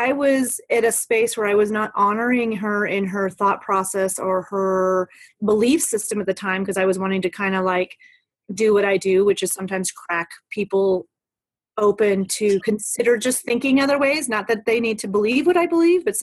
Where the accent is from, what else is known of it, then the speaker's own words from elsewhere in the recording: United States; We're American